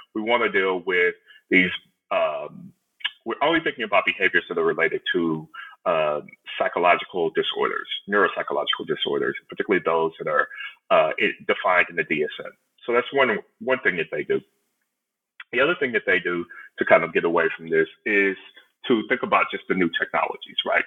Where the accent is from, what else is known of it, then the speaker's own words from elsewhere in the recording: Houston, Texas, United States; I'm originally from Houston, uh, Texas, or right outside of Houston, Texas